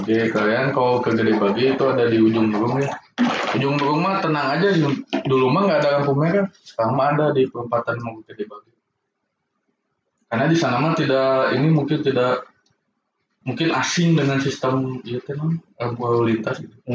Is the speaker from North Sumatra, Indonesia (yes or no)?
no; Bandung, West Java, Indonesia; kalau orang sebagai anak Bandung yang fashion mah pasti belanja ke gede bagi.